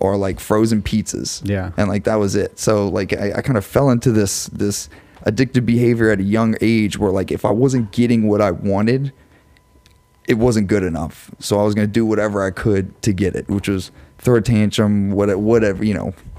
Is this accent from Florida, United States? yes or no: no; LaPlace, Louisiana, United States; I'm from Laplace